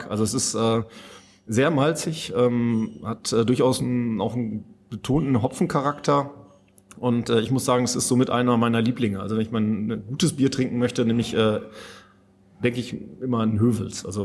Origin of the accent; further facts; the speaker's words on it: North Rhine-Westphalia, Germany; ich komme aus Münsterland ursprünglich, da kannte ich das durchaus auch schon mal